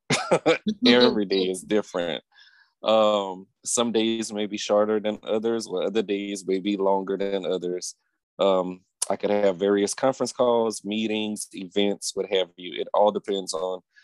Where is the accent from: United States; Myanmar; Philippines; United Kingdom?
United States; Opelousas, Louisiana; I'm from Opelousas, Louisiana. That's the country. I grew up in a town called Prairie Run, which is nearby the Plaisance.